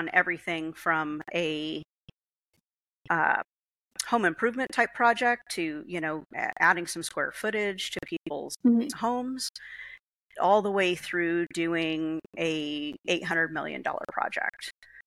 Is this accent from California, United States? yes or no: yes; San Diego, California, United States; now in Colorado, United States; I was born and raised here in San Diego